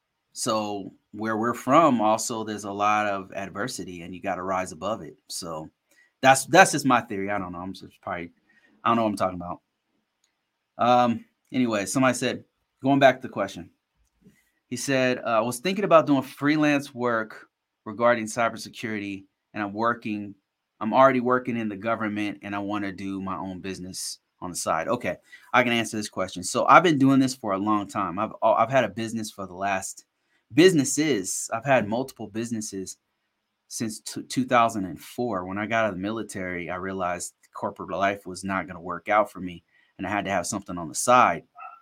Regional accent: Ghana; I'm from Ghana. I worked for the Ghanaian government 6 years ago or whatever.

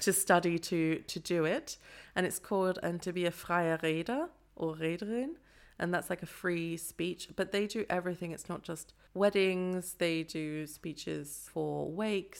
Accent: London, United Kingdom; moved away as an adult; also born or lived in Nottingham; now in Freiburg, Germany; I was born in Nottingham but lived in London for most of my life

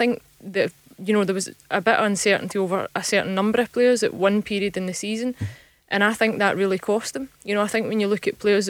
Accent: Scotland, United Kingdom; we as Scottish football fans

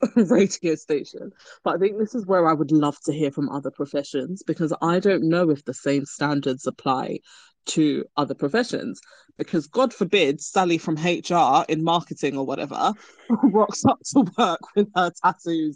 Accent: Nigeria; now in United Kingdom; I am from Nigeria

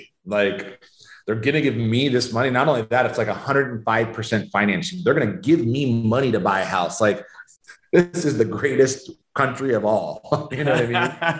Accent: Sacramento, California, United States; Sacramento, California.

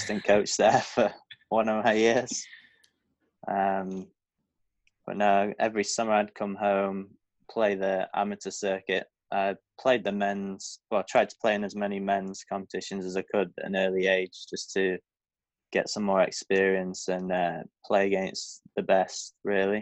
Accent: Blackpool, North West England, United Kingdom; I'm from Blackpool, England.

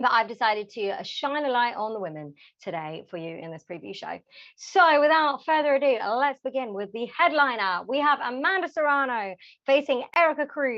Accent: London, United Kingdom; my hometown London

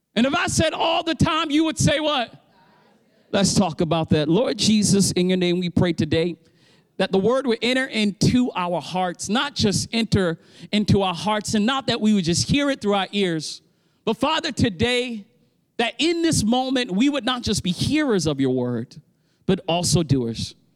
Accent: Baltimore, Maryland, United States; I'm from Baltimore

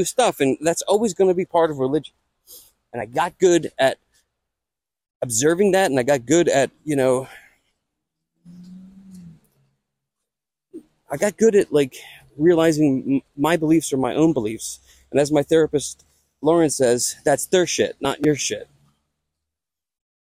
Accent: Conshohocken, Pennsylvania, United States; accent: Conshohocken; my Conchacan accent

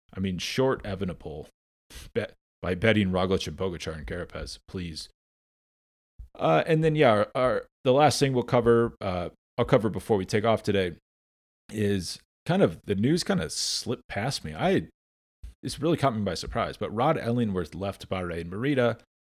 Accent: United States; I'm American

